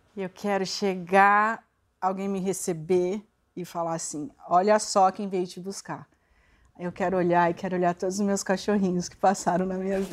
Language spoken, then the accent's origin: Portuguese; Santo André, São Paulo, Brazil; eu nasci em Santo André